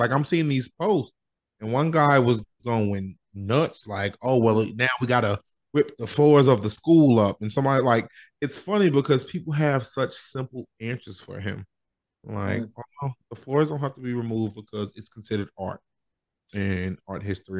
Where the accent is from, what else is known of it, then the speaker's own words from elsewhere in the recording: Brentwood, New York, United States; we're from Brentwood and Long Island. It was heavily indigenous settled, or I don't know if you call it settled, but it has a heavy indigenous population.